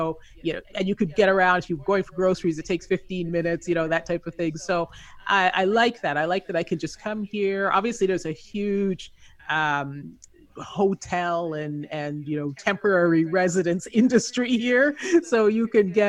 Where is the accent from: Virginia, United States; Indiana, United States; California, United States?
California, United States; now in Las Vegas, United States; Yeah, I am in Las Vegas right now. I am actually from Southern California